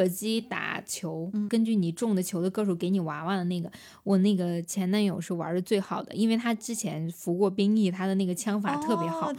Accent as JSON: {"language": "Chinese", "country": "China", "also_born_or_lived": "South Korea", "said": "我身为中国人真骄傲。"}